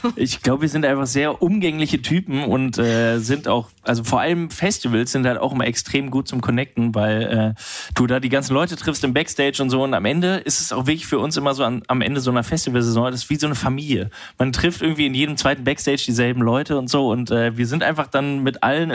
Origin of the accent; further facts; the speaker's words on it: Düsseldorf, North Rhine-Westphalia, Germany; Ich komme aus Düsseldorf, da aus der Ecke